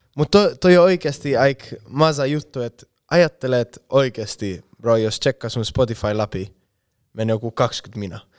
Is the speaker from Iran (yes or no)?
no; Spain; Finnish is a second language; moved away as an adult; now in Finland; Espanjassa bro, meillä ei ole tollaista meininkiä yhtään